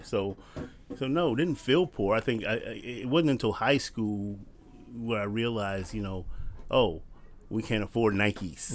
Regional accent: Compton, California, United States; when we moved to Compton, we were the second black family on our street

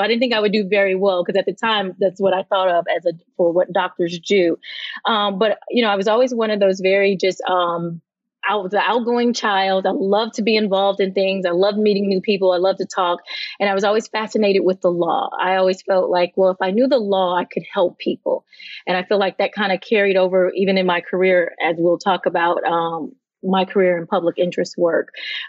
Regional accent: Fort Polk, Louisiana, United States; now in Miami, United States; So I grew up in Fort Polk, Louisiana. It's in central Louisiana. It's a military base that was there. The surrounding community was Leesville, the town.

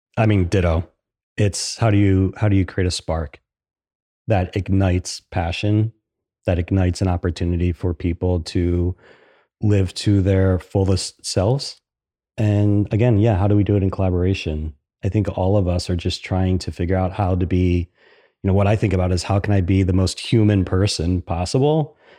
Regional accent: Philadelphia, Pennsylvania, United States; moved away as an adult; now in Columbus, United States; I'm from Philadelphia.

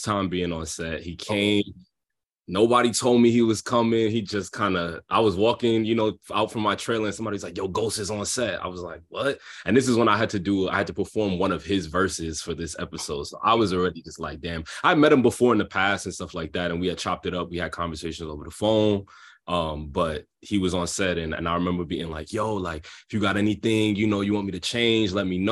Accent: New York City, New York, United States; I'm from Brooklyn. So it's like, I was raised in this world

